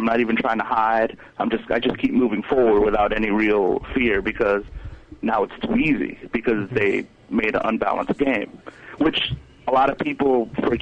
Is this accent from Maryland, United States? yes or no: yes; Maryland, United States; I come from Maryland